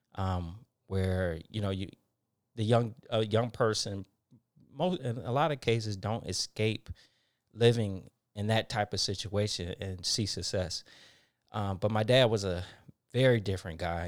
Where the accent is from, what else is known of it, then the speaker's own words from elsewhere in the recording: Detroit, Michigan, United States; moved away; I'm from Detroit, Michigan. Uh, one of the um, poorest areas in the city I grew up in.